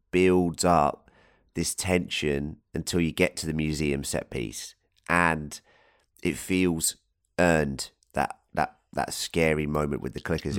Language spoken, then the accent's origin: English; England, United Kingdom; Being an Englishman